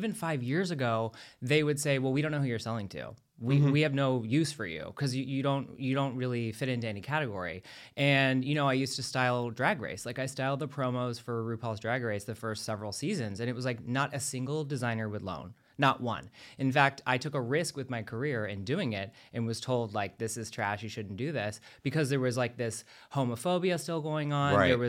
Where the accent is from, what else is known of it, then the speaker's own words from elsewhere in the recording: Florida, United States; As a Floridian too, I mean, I'm from Florida, so like this is an important one for me.